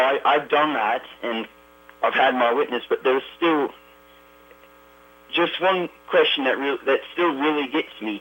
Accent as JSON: {"language": "English", "country": "Australia", "moved": "yes", "lives_now": "Ogden, United States", "said": "I come from down under."}